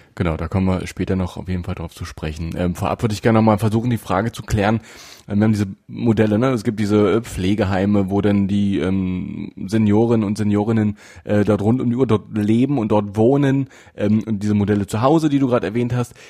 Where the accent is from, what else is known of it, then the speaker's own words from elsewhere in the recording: Saxony-Anhalt, Germany; hier bei uns in Sachsen-Anhalt